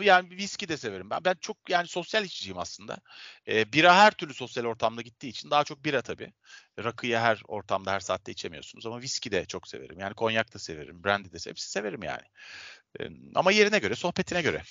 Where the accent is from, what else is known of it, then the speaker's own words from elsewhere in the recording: Istanbul, Turkey; ben Avrupa yakasında doğdum, büyüdüm, yaşıyorum.